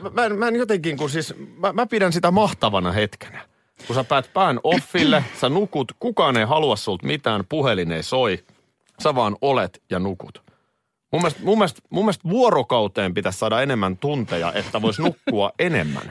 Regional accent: Nurmijärvi, Uusimaa, Finland; Nurmijärven pojat pääsi ison maailmaan

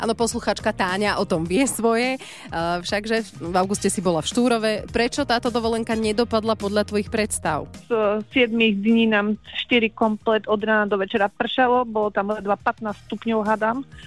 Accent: Slovakia; my Slováci

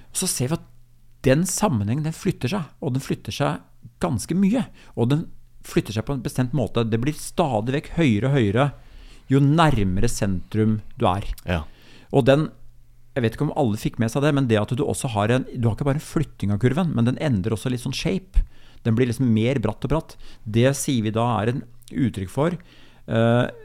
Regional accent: Larvik, Vestfold, Norway; min hjemby Larvik

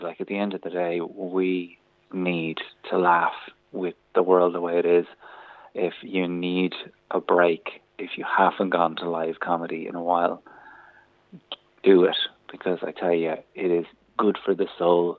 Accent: County Kildare, Ireland; I'm also from Kildare

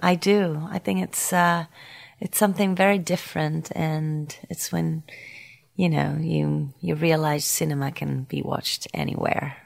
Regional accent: Paris, Île-de-France, France; accent: French Parisian; English is a second language; my French Parisian accent.

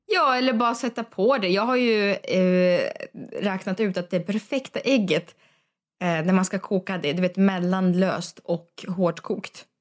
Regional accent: Russia; also born or lived in Sweden; now in Stockholm, Sweden; i Ryssland är jag uppväxt med att hundarna säger gav gav

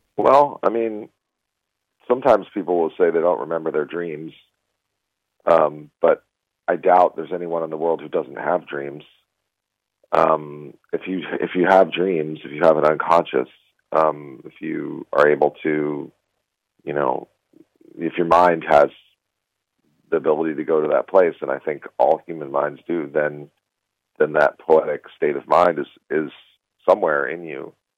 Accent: United States; as an American Jew

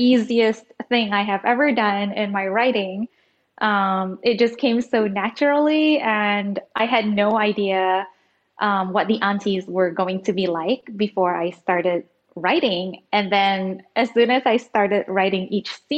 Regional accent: Singapore; also born or lived in Indonesia; now in Jakarta, Indonesia; And then I was sent to Singapore.

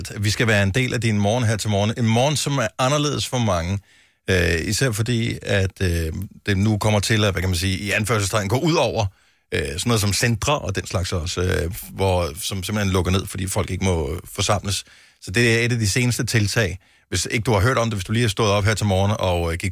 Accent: Southern Jutland, Southern Denmark, Denmark

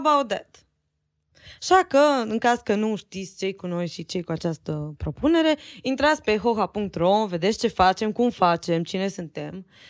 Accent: Romania; noi suntem din România

